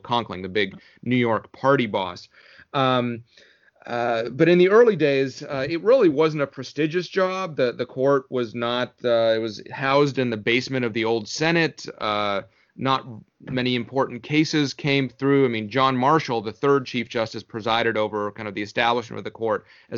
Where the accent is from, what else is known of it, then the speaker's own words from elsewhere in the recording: Canada; moved away as an adult; also born or lived in Moscow, Russia; now in United States; We immigrated to Canada, as it happens, when I was four